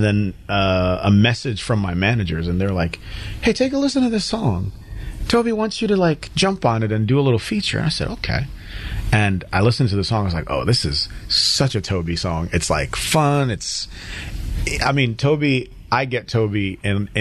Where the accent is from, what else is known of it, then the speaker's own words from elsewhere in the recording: Connecticut, United States; accent: newscaster English; also born or lived in Nigeria; I grew up in Connecticut